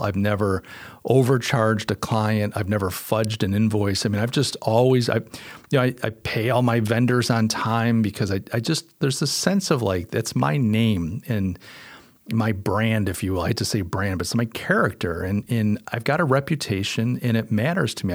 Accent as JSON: {"language": "English", "region": "Western New York", "country": "United States", "tie": "born or raised there", "moved": "as an adult", "lives_now": "Charleston, United States", "said": "I'm from Western New York. Uh, that's where I was born, and I only moved here two years ago"}